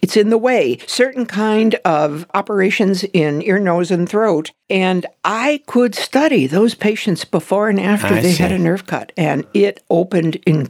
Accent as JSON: {"language": "English", "region": "South Dakota", "country": "United States", "said": "Well, I was going to go to South Dakota School of Mines and Technology. And that was my home state school."}